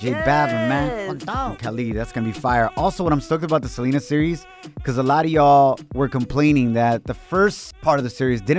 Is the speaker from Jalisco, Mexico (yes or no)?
yes; Ocotlán, Jalisco, Mexico; moved away; I'm truly Mexicano from Ocotlán, Jalisco, Mexico.